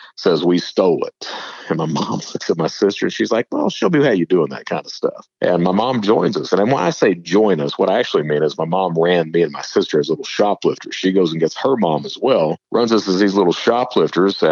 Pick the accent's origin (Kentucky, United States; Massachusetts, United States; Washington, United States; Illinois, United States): Kentucky, United States; Eastern; I'm from Eastern Kentucky